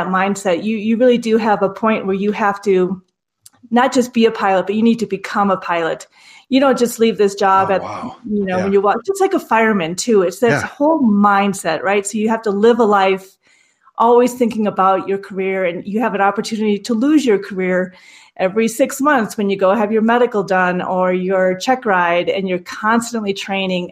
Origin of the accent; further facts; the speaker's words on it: Minnesota, United States; accent: Minnesota; growing up in Minnesota, when we had career day, we were actually separated